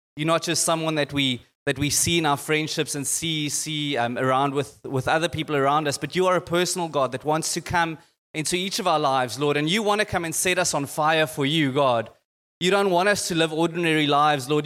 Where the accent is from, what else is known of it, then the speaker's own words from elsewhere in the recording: Boksburg, Gauteng, South Africa; I came from Boxburg